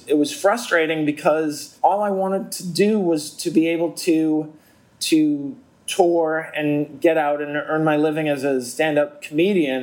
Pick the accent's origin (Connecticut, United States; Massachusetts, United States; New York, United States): Massachusetts, United States; Boston; growing up in Boston